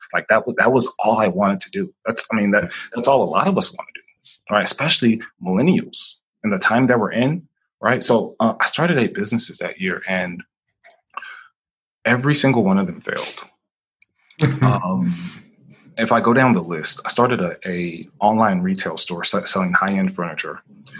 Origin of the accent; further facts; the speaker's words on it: Nigeria; also born or lived in Boston, United States; just growing up, like, I grew up, I was born in Boston, Massachusetts. Within 3 or 4 weeks, maybe 6 weeks, my mom shipped me across to Nigeria because she was a new entrepreneur.